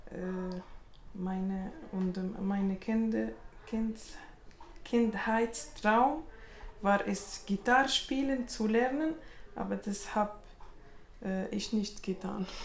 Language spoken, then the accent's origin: German; Tunisia; first language Arabic; German is a second language; now in Switzerland; Ich komme aus Tunesien. Meine Muttersprache ist Arabisch. Äh, ich, ich spreche Arabisch und Französisch.